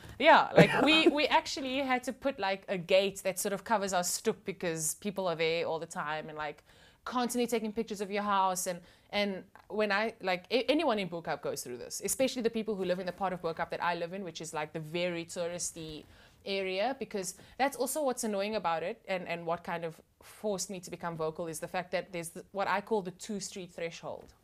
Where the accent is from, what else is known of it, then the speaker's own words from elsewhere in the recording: Cape Town, Western Cape, South Africa; growing up in that environment was awesome